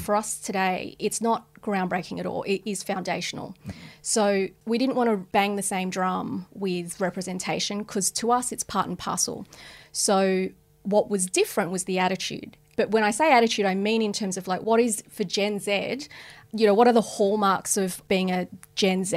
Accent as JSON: {"language": "English", "country": "Australia", "said": "as Australians, we're experts"}